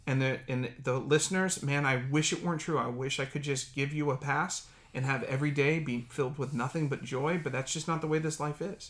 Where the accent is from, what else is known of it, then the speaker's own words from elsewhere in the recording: Dayton, Ohio, United States; moved away as an adult; now in Silicon Valley, United States; my hometown of Dayton, Ohio.